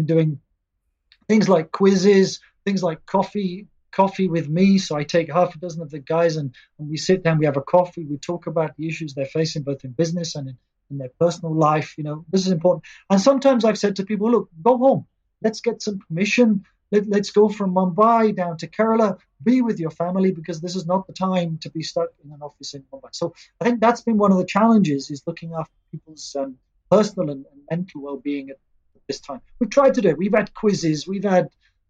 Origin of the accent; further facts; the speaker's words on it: England, United Kingdom; also born or lived in India; now in Prague, Czech Republic; Being English